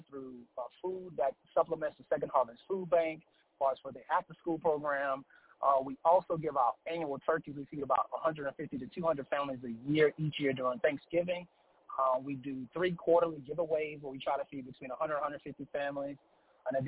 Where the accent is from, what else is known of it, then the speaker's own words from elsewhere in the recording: Charlotte, North Carolina, United States; also born or lived in Aiken, South Carolina; I'm from Charlotte, North Carolina, a youth pastor at Family Life Worship Center in Aiken, South Carolina